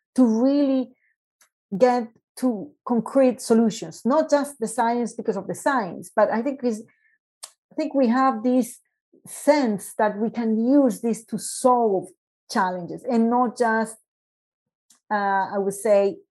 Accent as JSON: {"language": "English", "town": "Medellín", "region": "Antioquia", "country": "Colombia", "tie": "born or raised there", "also_born_or_lived": "Canada", "moved": "yes", "said": "I came back to Colombia to work as chief operating officer for Ruta N in Medellin, my hometown"}